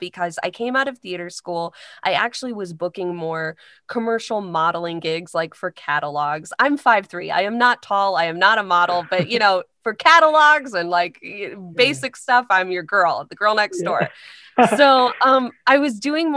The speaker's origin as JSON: {"language": "English", "town": "Carmel", "region": "Indiana", "country": "United States", "moved": "as an adult", "lives_now": "Chicago, United States", "said": "I'm from Carmel, Indiana"}